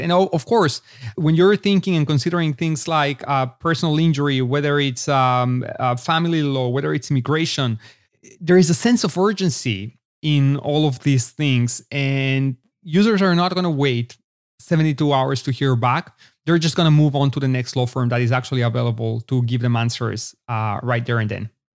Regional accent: Mexico City, Mexico; also born or lived in Israel / Los Angeles, United States; now in Austin, United States; born and raised in Mexico City to an Israeli family, as a matter of fact. So I grew up between both Israel and Mexico

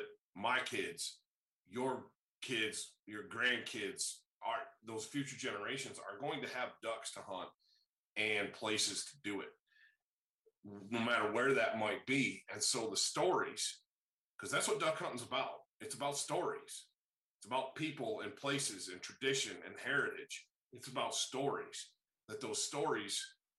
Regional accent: Great Lakes, United States; growing up in the Great Lakes

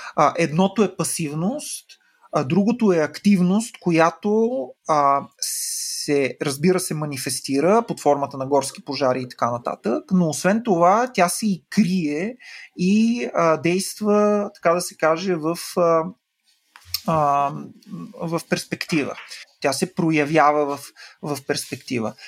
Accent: Silistra, Silistra Province, Bulgaria; в Североизточна България, откъдето съм аз, mm. нали, в Силистра.

